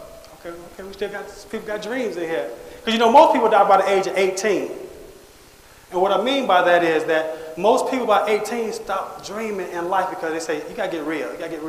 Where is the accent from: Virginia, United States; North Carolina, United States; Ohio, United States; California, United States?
Ohio, United States; Cleveland; also born or lived in Boston; I was born in Boston, Massachusetts. But, okay. And if I'd have stayed in Boston, I probably would have been part of … But my single mother, we moved to Cleveland, Ohio.